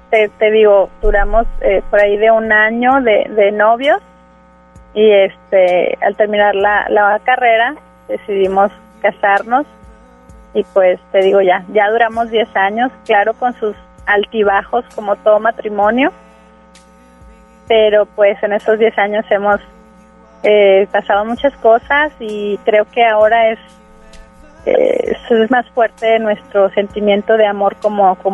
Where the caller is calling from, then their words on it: Monterrey, Nuevo León, Mexico; Del centro de Monterrey.